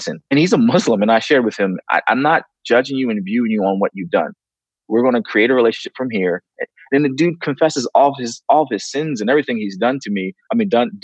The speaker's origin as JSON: {"language": "English", "region": "the North", "country": "United States", "moved": "yes", "said": "I'm from the North"}